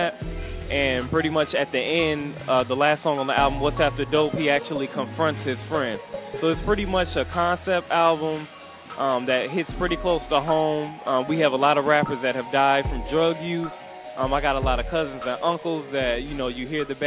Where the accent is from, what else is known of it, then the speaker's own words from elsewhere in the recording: Chicago, Illinois, United States; now in Los Angeles, United States; I'm from Chicago, and then I moved out here to the LA area